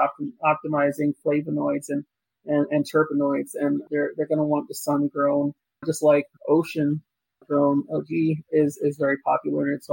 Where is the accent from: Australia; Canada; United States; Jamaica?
Jamaica; I'm Jamaican